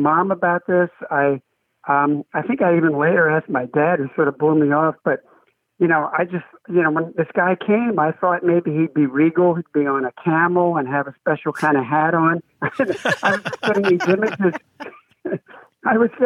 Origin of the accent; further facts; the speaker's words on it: Philadelphia, Pennsylvania, United States; now in Madison, United States; when I was a young man growing up in Philly in the 1950s